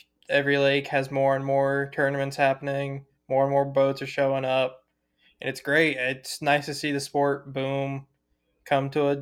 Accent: Colorado, United States; I'm from Colorado.

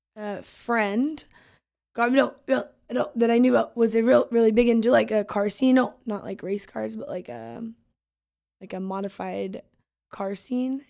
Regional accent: Longview, Washington, United States; we're born and raised in Longview.

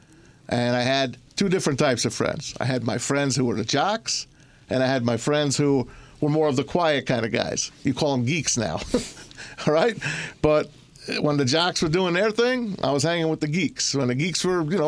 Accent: Hudson County, New Jersey, United States; moved away as an adult; now in Michigan, United States; I grew up in Hudson County, which overlooked New York City, you know, on the Hudson River.

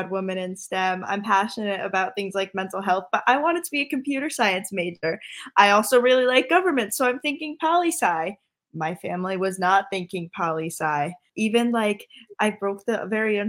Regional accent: Connecticut, United States; I am from Connecticut

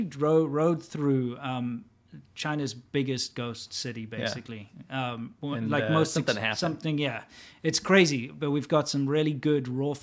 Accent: South Africa; now in United States; I'm South African, West African.

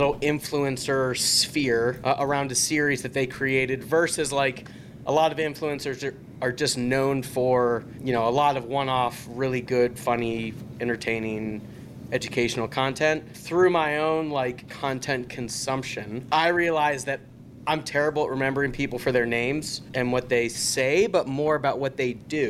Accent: Pittsburgh, Pennsylvania, United States; I'm from Pittsburgh

